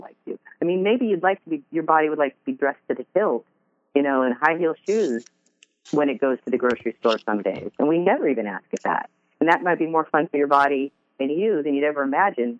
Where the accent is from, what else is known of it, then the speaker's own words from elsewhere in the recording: Seattle, Washington, United States; I grew up in Seattle